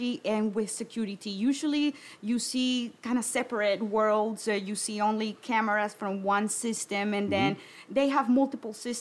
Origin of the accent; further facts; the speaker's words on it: Colombia; moved away as an adult; also born or lived in Venezuela / Bogota, Colombia; now in United States; from Venezuela, but I was raised in Colombia